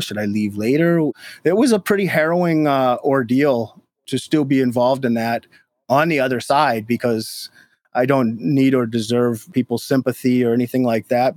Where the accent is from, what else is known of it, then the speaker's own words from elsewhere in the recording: Minnesota, United States; moved away as an adult; now in Detroit, United States; I'm from Minnesota originally